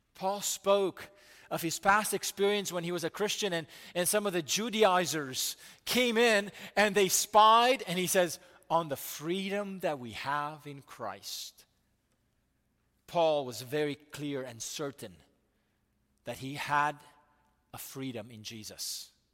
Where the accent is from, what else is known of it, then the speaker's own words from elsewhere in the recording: United States; as American people